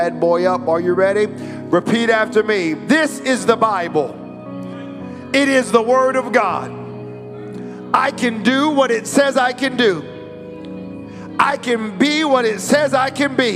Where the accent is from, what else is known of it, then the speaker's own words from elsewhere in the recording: United States; I am an American citizen